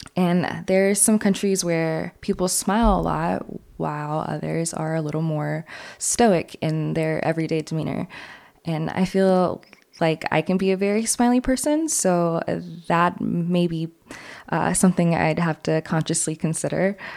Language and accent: English; New York City, New York, United States; moved away; I'm from New York City